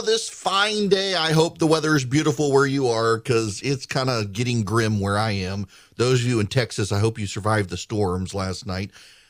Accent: Dubai, United Arab Emirates; I don't necessarily have the quintessential American upbringing. I grew up in Dubai, moved there when I was 5 years old. We were definitely the minority in the country.

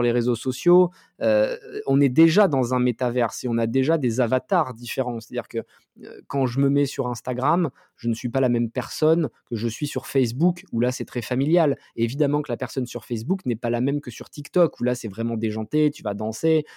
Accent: France; nous, en tant que Français

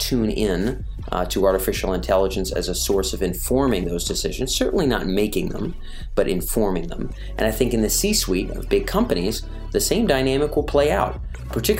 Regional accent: Rhode Island, United States; moved away; I was back in my home state

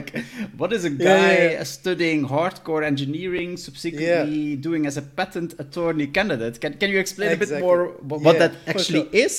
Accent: Belgium; because I'm coming from Belgium

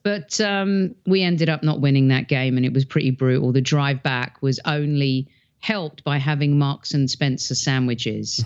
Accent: England, United Kingdom; moved away; growing up in England

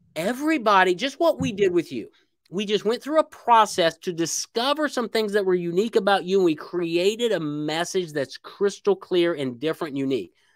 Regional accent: Indiana, United States; moved away as an adult; now in Little Rock, United States; I was born in Indiana, I moved to Little Rock, Arkansas

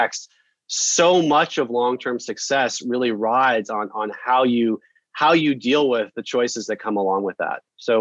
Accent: Denver, Colorado, United States; now in Boston, United States; I'm from Denver, a lifelong Broncos

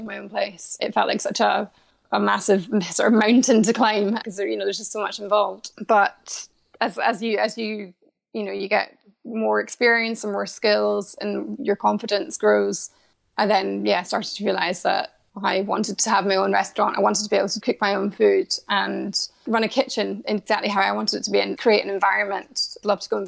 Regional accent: Scotland, United Kingdom; being Scottish

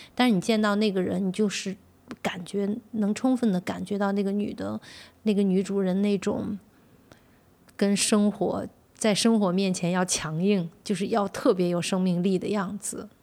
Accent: China; 我从中国来

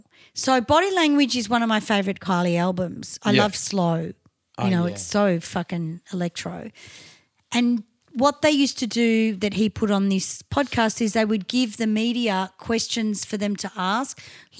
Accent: Australia; Because we're very Aussie in our approach.

